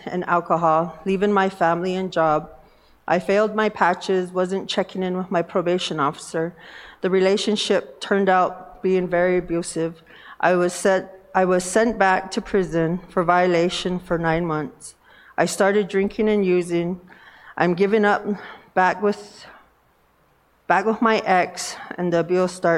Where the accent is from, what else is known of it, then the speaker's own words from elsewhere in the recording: Northern Cheyenne Reservation, Montana, United States; I'm from the Northern Cheyenne Reservation